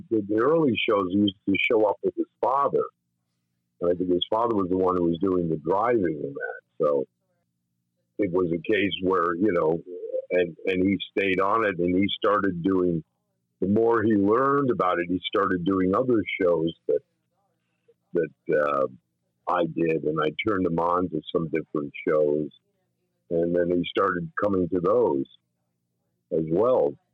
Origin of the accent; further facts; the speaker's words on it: White Plains, New York, United States; I was born and raised in White Plains, New